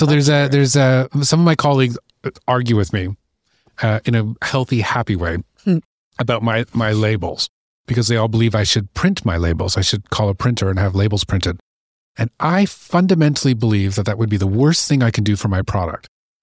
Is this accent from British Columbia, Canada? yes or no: yes; British Columbia, Canada; also born or lived in Ontario; So, I was born here in Ontario, and I have lovely parents who were gypsies. So, not literally, but literally. Mm-hmm. So we grew up up and down the coast of British Columbia.